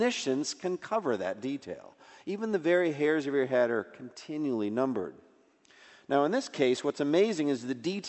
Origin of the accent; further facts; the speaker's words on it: Eastern Massachusetts, United States; I grew up in Eastern Massachusetts, so the Boston Marathon, big part of our culture